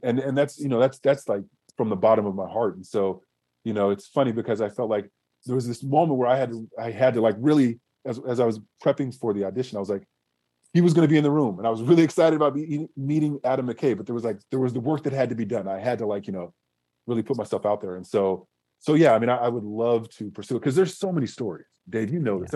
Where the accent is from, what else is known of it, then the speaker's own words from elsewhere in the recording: Southern California, United States; growing up in Southern California, watching the Lakers in the '80s